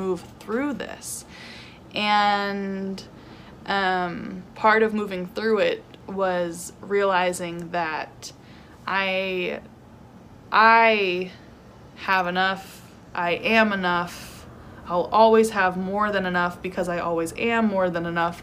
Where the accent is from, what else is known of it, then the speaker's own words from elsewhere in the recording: California, United States; moved away as an adult; also born or lived in New York / Arizona; I moved from New York back home to California